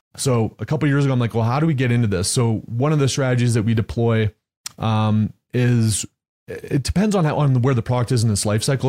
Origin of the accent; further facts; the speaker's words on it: Canada; now in Texas, United States; I grew up in Canada, moved to Texas